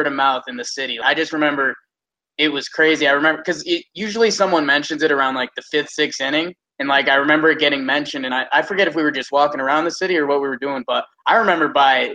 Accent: Connecticut, United States; I grew up in Connecticut

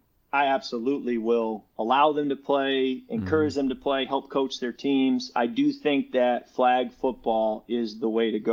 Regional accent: Chicago suburbs, Illinois, United States; we grew up in the Chicago suburbs

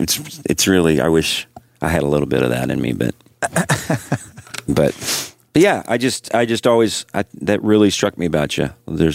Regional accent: Midwest, United States; moved away; I come from the Midwest where there's no pretension.

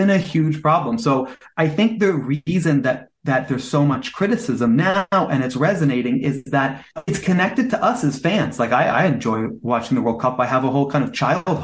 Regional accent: United States; I'm American

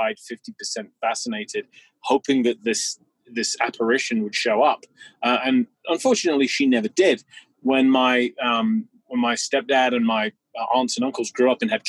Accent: England, United Kingdom; I was a young boy growing up in England

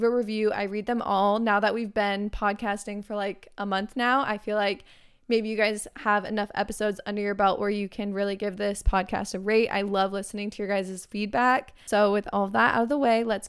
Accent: Arizona, United States; I'm actually from Arizona

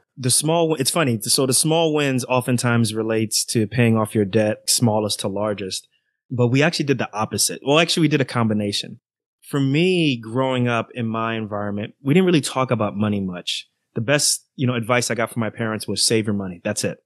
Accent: New York City, New York, United States; moved away; also born or lived in Irvington, New Jersey; I grew up in Queens, New York, then moved to Jersey

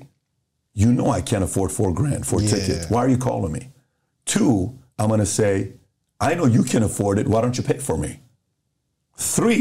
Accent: Iran; also born or lived in Los Angeles, California; now in United States; So I grew up in Iran.

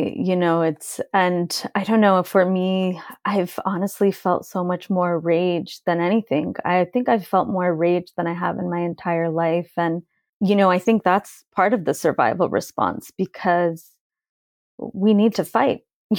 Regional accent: California, United States; now in Lebanon; I'm Lebanese and I grew up in California, and I live half time in my village in Lebanon.

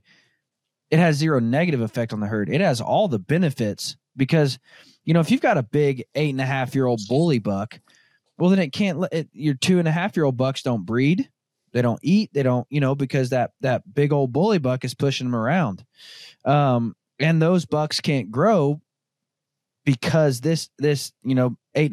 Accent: Arkansas, United States; I grew up born and raised in Arkansas, where deer are no bigger than a chocolate lab

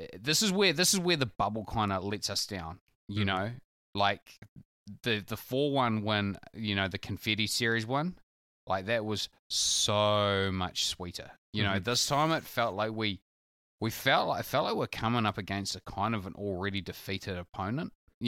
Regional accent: New Plymouth, Taranaki, New Zealand; born there; It's no secret that I was born in New Plymouth.

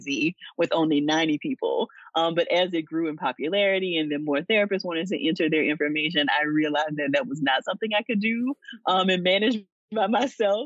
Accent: Louisiana, United States; moved away as an adult; also born or lived in Georgia; I'm from Louisiana, I got a chance to go back to Louisiana to do the recruitment trip

